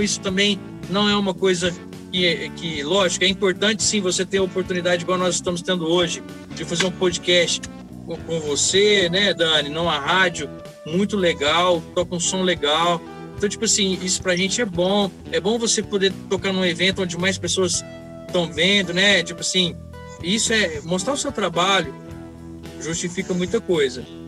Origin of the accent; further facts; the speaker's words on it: Pedregulho, São Paulo, Brazil; sou do município de Pedregulho, né? Perto de Estreito, morava na roça lá.